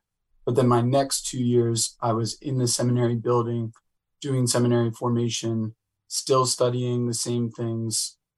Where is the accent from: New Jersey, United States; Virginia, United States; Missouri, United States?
New Jersey, United States; Boonton; now in Ohio, United States; Yeah, I grew up in a small town in northern New Jersey. If you can't hear my accent, it's because I've tried to demolish it as much as possible and take on the Ohio spirit. But it's a small town. It's called Booton.